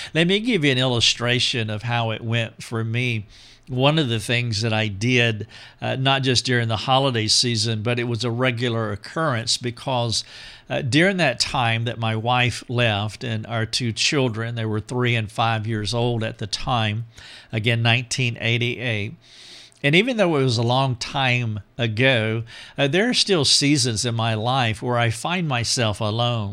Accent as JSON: {"language": "English", "region": "North Carolina", "country": "United States", "tie": "born or raised there", "also_born_or_lived": "Greenville, South Carolina", "moved": "as an adult", "said": "my hometown in North Carolina"}